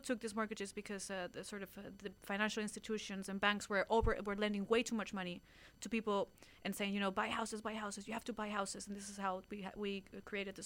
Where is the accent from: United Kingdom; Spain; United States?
Spain; Being Spanish